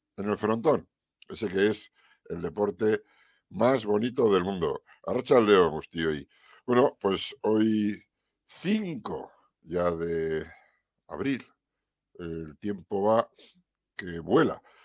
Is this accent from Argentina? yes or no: no; Navarre, Spain; Los que somos navarros